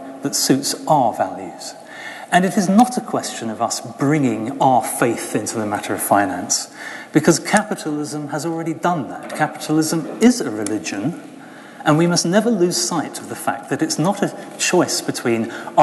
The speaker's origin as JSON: {"language": "English", "country": "United Kingdom", "tie": "born or raised there", "said": "growing up in the United Kingdom"}